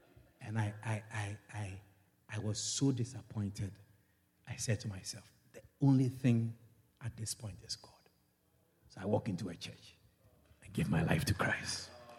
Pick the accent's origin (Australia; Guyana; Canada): Guyana; Georgetown, Demerara-Mahaica; I was teaching in Kwakwani. I come from Georgetown. And every weekend, I'll go to Georgetown.